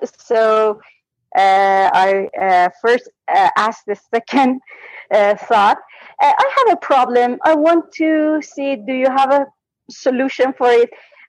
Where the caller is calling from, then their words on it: Iran; English is a second language; I'm calling from Iran.